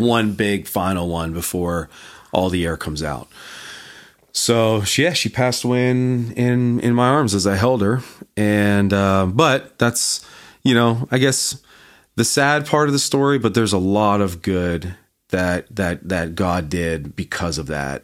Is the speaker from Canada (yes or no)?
yes; Canada; moved away; also born or lived in North Carolina; I'm from Canada